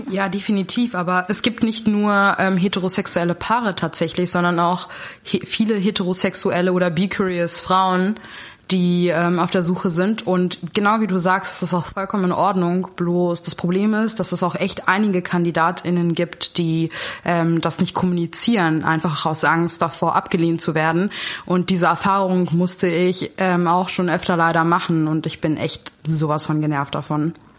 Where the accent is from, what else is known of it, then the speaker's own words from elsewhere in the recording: Berlin, Germany; also born or lived in Kazakhstan / London; ich bin in Berlin groß geworden. Genau, also ich bin schon immer hier.